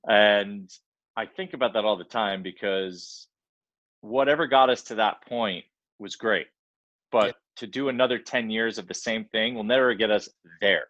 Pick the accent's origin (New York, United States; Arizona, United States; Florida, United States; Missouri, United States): New York, United States; Long Island; grew up in Long Island